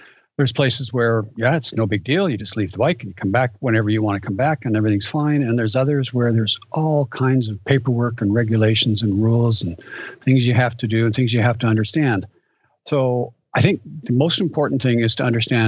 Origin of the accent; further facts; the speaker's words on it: Canada; I'm from Canada